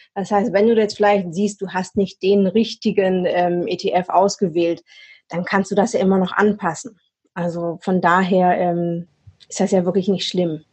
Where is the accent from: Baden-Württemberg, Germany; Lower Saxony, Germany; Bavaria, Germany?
Baden-Württemberg, Germany; Swabia, near Stuttgart; moved away as an adult; now in Hamburg, Germany; Ursprünglich komme ich aus dem Schwabenländle ähm, in der Nähe von Stuttgart, lebe jetzt aber auch schon seit über zehn Jahren, so ein bisschen mit Unterbrechungen, hier im schönen Hamburg